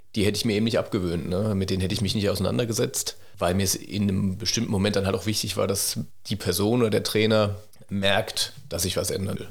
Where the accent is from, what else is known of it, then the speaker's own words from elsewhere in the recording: near Mannheim, Baden-Württemberg, Germany; also born or lived in Cologne / Heidelberg; ich bin in der Nähe von Mannheim aufgewachsen